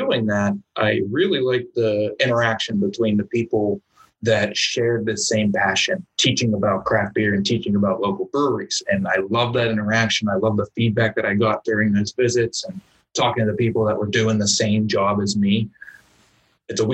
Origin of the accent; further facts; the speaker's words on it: Pittsburgh, Pennsylvania, United States; So I love Pittsburgh. It's my hometown. It's where I grew up